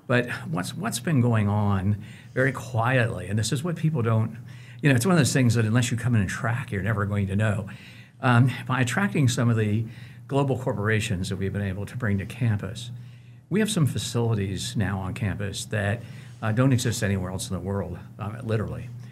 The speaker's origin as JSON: {"language": "English", "town": "Cincinnati", "region": "Ohio", "country": "United States", "tie": "born or raised there", "moved": "as an adult", "lives_now": "Wichita, United States", "said": "I grew up in Cincinnati. I was born there, but Wichita is my home"}